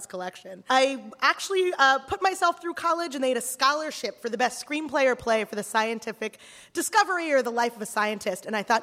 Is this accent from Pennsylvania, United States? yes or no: yes; Philadelphia, Pennsylvania, United States; I grew up in Philadelphia